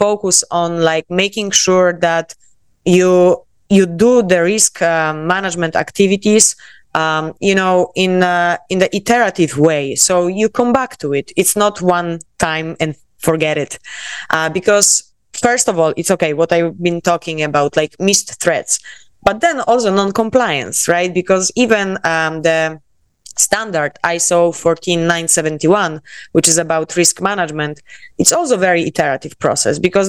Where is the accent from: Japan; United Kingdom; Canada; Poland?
Poland; accent: Polish; English is a second language; moved away as an adult; also born or lived in South Korea / Miami, United States; now in Barcelona, Spain; I am Polish, as you can tell by my accent